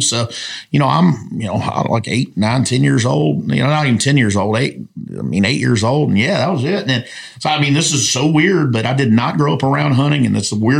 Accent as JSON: {"language": "English", "town": "Summerville", "region": "South Carolina", "country": "United States", "tie": "born or raised there", "said": "When I was growing up as a kid in Somerville, South Carolina"}